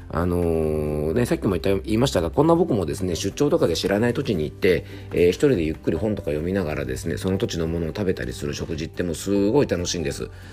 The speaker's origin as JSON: {"language": "Japanese", "region": "Yamanashi", "country": "Japan", "tie": "born or raised there", "said": "僕の地元山梨"}